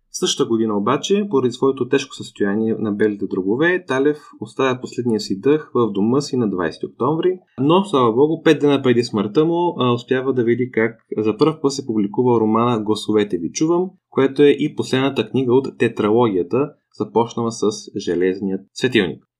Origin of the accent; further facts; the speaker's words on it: Bulgaria; аз съм израснал в България